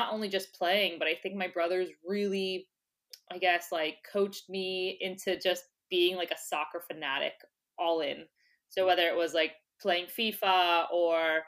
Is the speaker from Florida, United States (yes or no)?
yes; West Palm Beach, Florida, United States; first language English; now in New York City, United States; I was born and raised in West Palm Beach, Florida